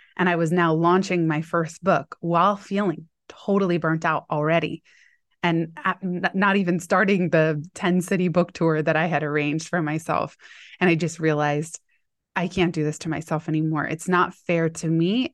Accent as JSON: {"language": "English", "town": "Palo Alto", "region": "California", "country": "United States", "tie": "born or raised there", "said": "my hometown where I had gone to middle school, high school in Palo Alto."}